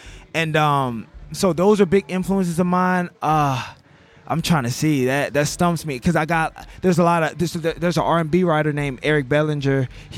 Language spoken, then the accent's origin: English; Baton Rouge, Louisiana, United States; I'm from Baton Rouge as well.